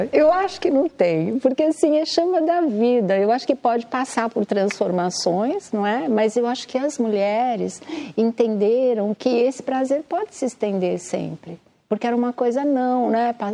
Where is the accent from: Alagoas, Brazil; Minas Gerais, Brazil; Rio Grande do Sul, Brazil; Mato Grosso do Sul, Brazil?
Mato Grosso do Sul, Brazil; born there; eu nasci no Mato Grosso do Sul.